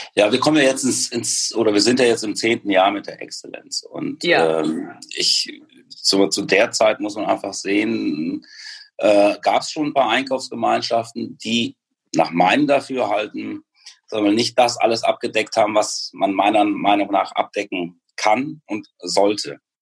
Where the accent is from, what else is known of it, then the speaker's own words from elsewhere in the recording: Münster, North Rhine-Westphalia, Germany; als Geschäftsführer für GN nach Münster zurückgekommen. Da ist nämlich meine Heimat.